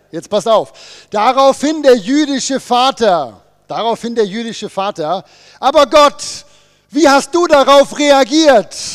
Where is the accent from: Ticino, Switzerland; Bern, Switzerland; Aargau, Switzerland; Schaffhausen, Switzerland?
Bern, Switzerland; Wir kommen ja aus dem Berner Oberland. Wir wissen ja, wie das mit einer Bergwanderung funktioniert.